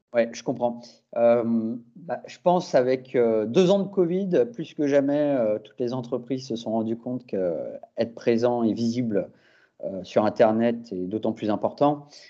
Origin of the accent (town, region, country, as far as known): France